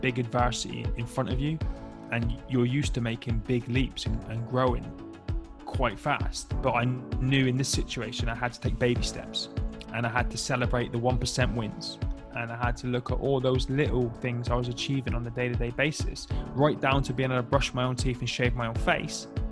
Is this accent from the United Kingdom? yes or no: yes; Plymouth, South West England, United Kingdom; I grew up in the southwest of England, uh, in a county called Devon, in a little city called Plymouth